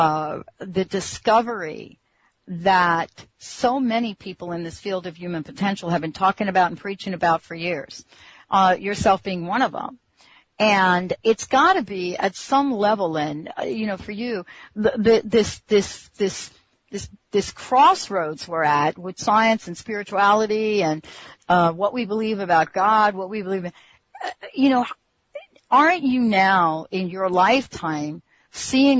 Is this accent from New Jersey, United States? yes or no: yes; New Jersey, United States; also born or lived in New York; now in Seattle, United States; I was born in New York, grew up in New Jersey